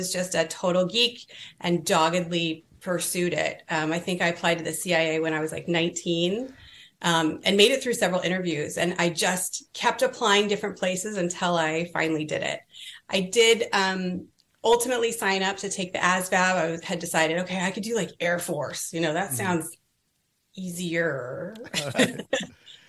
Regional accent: California, United States; moved away; I was from California

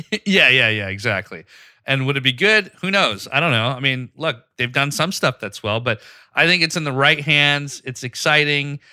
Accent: Pakistan; moved away; I grew up in Pakistan

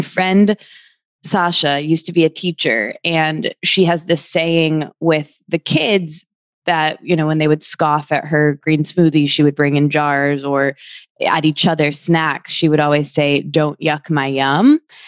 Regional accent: Midwest, United States; So I'm from the Midwest, and I didn't grow up eating tinned fish aside from like tuna salad

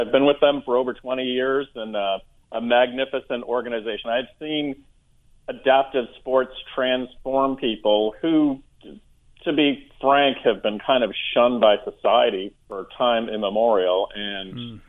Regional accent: New Hampshire, United States; moved away as an adult; now in Gray, Maine, United States; I live in Gray, Maine now. I spend most of my life in New Hampshire

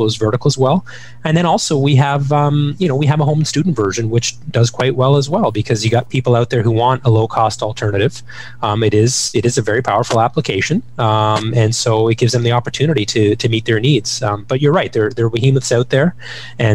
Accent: Ottawa, Ontario, Canada; Growing up in Ottawa

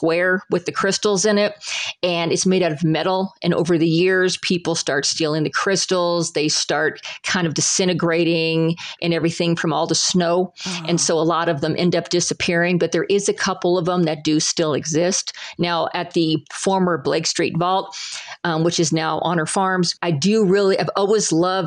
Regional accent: Salida, Colorado, United States; I was raised in Salida

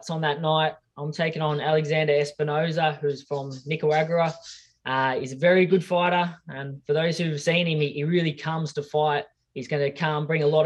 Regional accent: Australia; my hometown and my friends and family here in Australia.

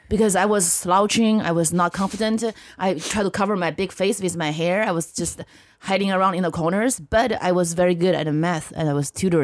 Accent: northern China, China; English is a second language; now in United States; I grew up in China in the 90s.

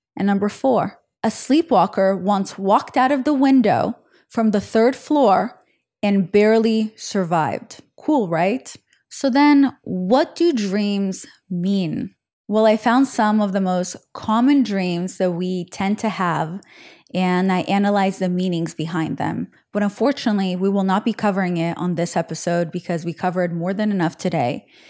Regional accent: Israel; moved away; when I was growing up in Israel

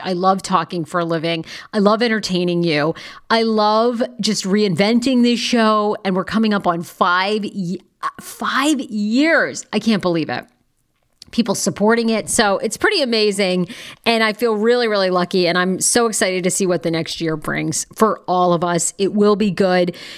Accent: Maine, United States; I'm from Maine.

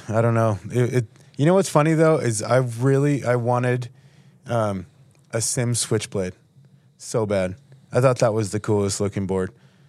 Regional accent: Buffalo, New York, United States; growing up in Buffalo, I was always like, everyone else lives in a cooler place than me, you know?

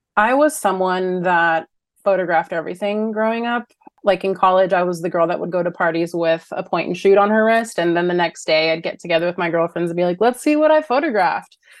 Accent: Los Angeles, California, United States; I'm born and raised Los Angeles

